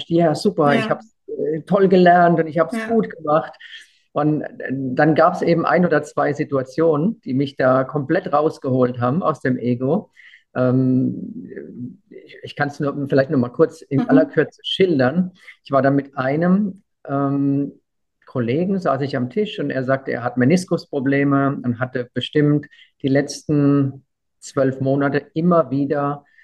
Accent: Weinheim, Baden-Württemberg, Germany; ich komme aus der Heidelberger Gegend und. Ein Kurpfälzer. Kurpfälzer, genau. Eigentlich Weinheimer und ja.

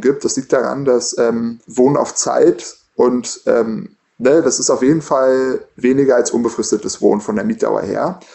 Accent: Berlin, Germany; Ich komme aus Berlin und selbst äh, ich, ich bin äh, als Student ins Studentenwohnheim gezogen

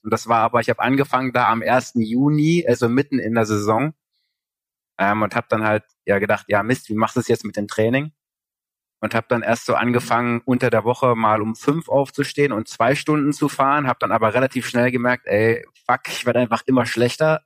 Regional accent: East Germany, Germany; ich komme halt aus Ostdeutschland

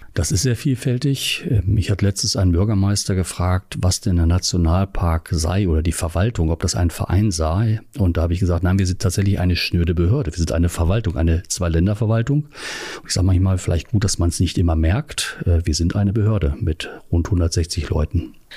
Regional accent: Hanover Region, Lower Saxony, Germany; moved away; also born or lived in Göttingen / Northern Germany; Ich komme ursprünglich aus der Region Hannover

